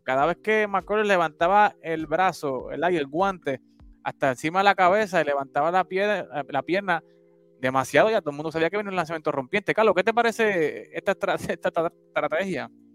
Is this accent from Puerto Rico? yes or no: yes; Puerto Rico; moved away; como buen puertorriqueño, aunque estamos en la diáspora